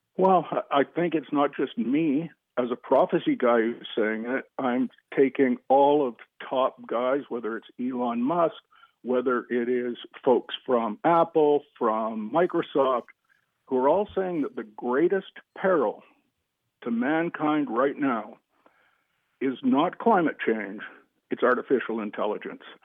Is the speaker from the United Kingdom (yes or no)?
no; Canada; I'm a Canadian